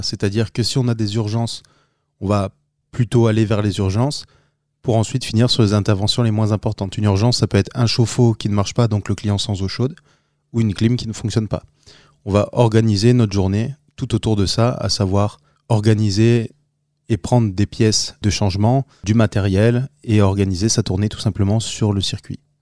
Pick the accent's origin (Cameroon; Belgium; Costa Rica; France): France; Arras, Hauts-de-France; now in Alès, France; je viens du Nord-Pas-de-Calais, donc je suis né là-bas, dans la commune d'Arras, et euh, depuis euh, les années 2000 je suis euh, dans le sud de la France, plus précisément dans le Gard, aux alentours d'Alès